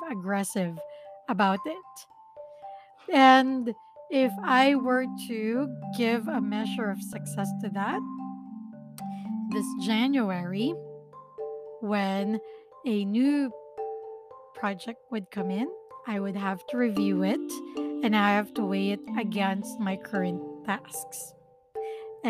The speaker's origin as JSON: {"language": "English", "country": "Philippines", "first_language": "Filipino", "second_language": "English", "said": "My first language is still Filipino"}